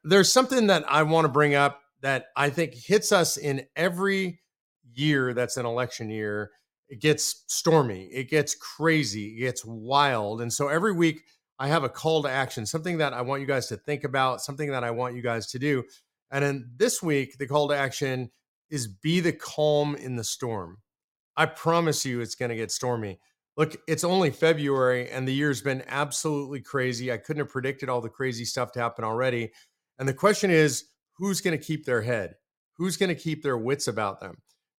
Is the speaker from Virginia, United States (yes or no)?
no; California, United States; we're moving it from California, my old home state, to the great state of Texas.